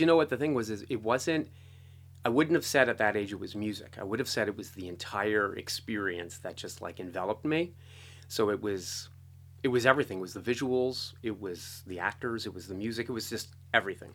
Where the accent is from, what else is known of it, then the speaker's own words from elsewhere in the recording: East Coast, United States; I grew up on the East Coast